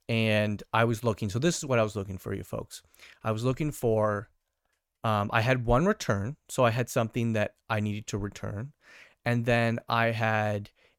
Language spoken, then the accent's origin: English; Canada; I do love Canadian Tire as Canadian.